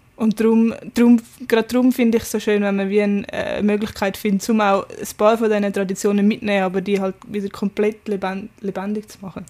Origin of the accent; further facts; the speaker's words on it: Zürich Oberland, Zurich, Switzerland; Ich bin vom Oberland